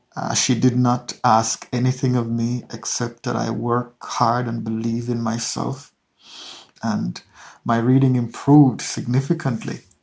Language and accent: English; Hanover, Jamaica; grew up in Hanover, which is a rural parish in western Jamaica